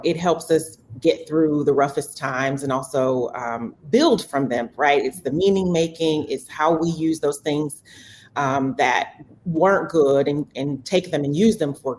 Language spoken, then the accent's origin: English; Milwaukee, Wisconsin, United States; And so I'm born and raised in Milwaukee, born and bred.